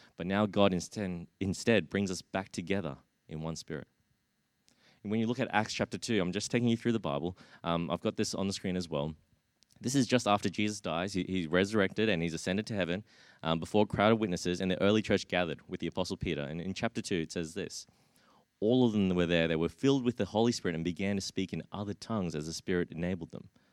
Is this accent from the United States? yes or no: no; Brisbane, Queensland, Australia; growing up in, in Brisbane